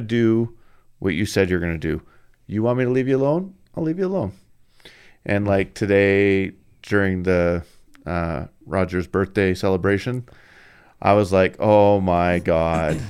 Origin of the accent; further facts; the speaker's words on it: Canada; I'm Canadian